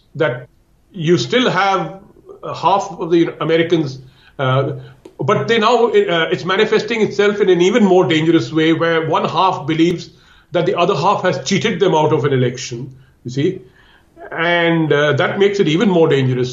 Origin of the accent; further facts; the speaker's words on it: India; I'm talking as an Indian. Uh, I live here uh, in India